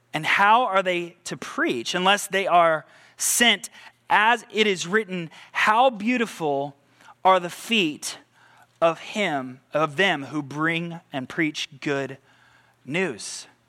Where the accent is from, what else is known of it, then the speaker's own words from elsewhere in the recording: United States; American results-driven people